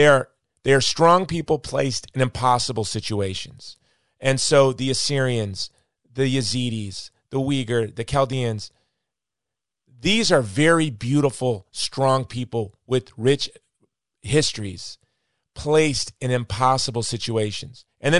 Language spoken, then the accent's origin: English; United States; as an American, I have to say